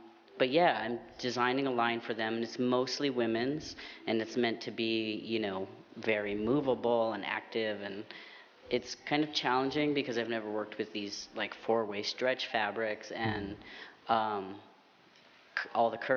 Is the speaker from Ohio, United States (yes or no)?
no; Vermont, United States; moved away; also born or lived in Trinidad; growing up in Vermont and in Trinidad, like these two crazy, completely different places